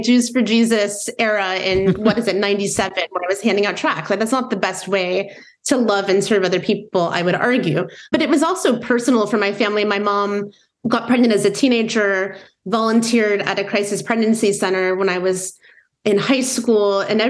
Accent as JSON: {"language": "English", "region": "Midwest", "country": "United States", "tie": "born or raised there", "said": "growing up in the Midwest, where it was certainly uncommon for people around me to identify as progressive politically"}